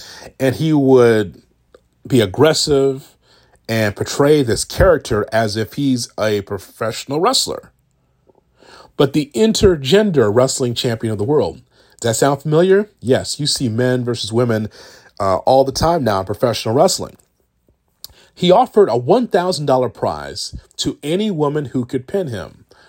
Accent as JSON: {"language": "English", "region": "Midwest", "country": "United States", "tie": "born or raised there", "said": "I grew up in the Midwest"}